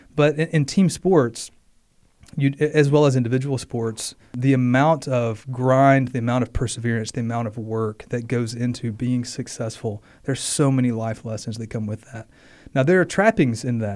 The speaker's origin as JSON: {"language": "English", "region": "Mississippi", "country": "United States", "tie": "born or raised there", "said": "as a kid, um, growing up in Mississippi"}